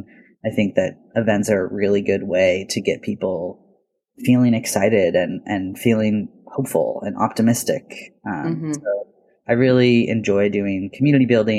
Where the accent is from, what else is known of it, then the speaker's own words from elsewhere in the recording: Portland, Oregon, United States; I was born and raised here in the Portland area